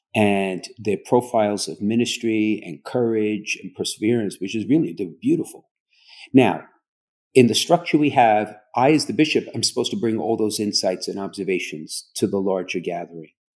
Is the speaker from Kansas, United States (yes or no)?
no; New York City, New York, United States; moved away; I grew up in Brooklyn